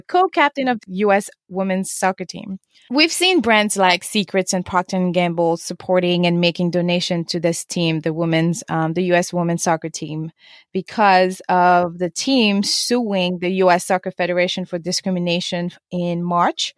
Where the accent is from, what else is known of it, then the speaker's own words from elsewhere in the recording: Senegal; moved away; also born or lived in Cape Verde; I was born and raised in Senegal, and I'm from Cape Verde, which is um, a Portuguese island